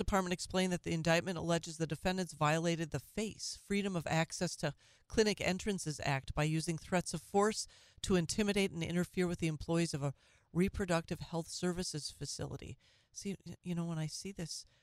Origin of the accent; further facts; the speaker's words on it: Minnesota, United States; moved away; My home state of Minnesota